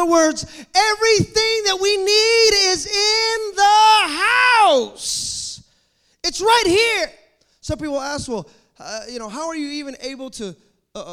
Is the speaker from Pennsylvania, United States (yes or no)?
no; Fremont, California, United States; also born or lived in Hayward, California; I grew up in Fremont Christian. That's how I grew up, going there.